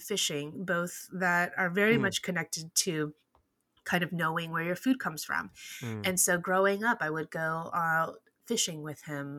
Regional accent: Texas, United States; As a first-generation Chinese American, I grew up in Texas.

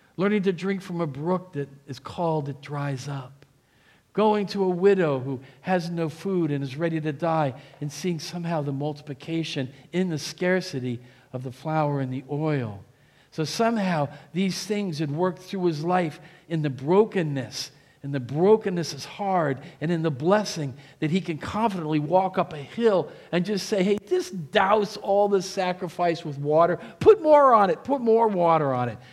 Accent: New Jersey, United States; moved away; also born or lived in Pennsylvania; I'm from Jersey.

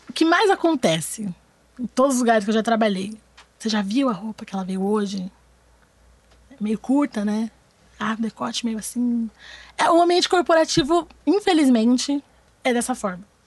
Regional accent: São Paulo, Brazil; moved away as an adult; now in Rio de Janeiro, Brazil; eu tenho 23 anos, eu sou de São Paulo, vim para o Rio para fazer faculdade pública

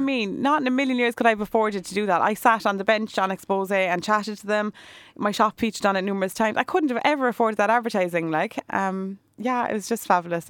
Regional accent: Cork, Munster, Ireland; I was born over in the South Infirmary Hospital. I, yeah, I've lived in Cork City all my life practically

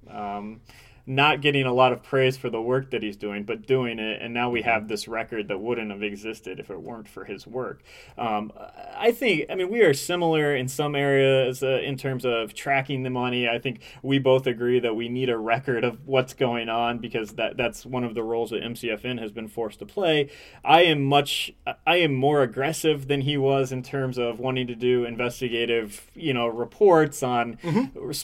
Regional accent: Indiana, United States; now in Michigan, United States; I'm from Indiana originally.

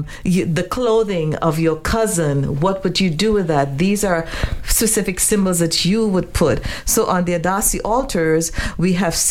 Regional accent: Trinidad & Tobago; I grew up in Trinidad

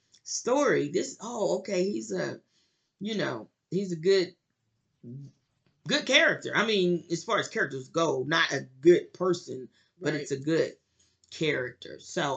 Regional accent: United States; we're black Americans

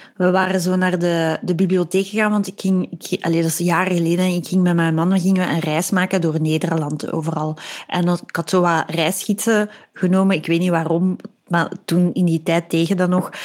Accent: Belgium; moved away as an adult; also born or lived in Leiden, Netherlands; wij als Belgen

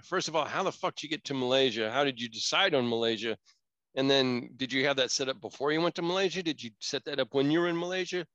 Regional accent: Florida, United States; now in California, United States; I grew up in Florida

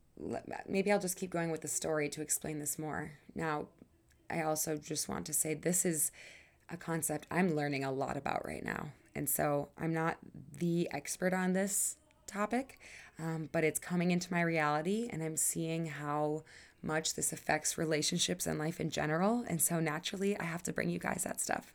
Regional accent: Wisconsin, United States; moved away as an adult; now in Colorado, United States; I moved away from Wisconsin five years ago

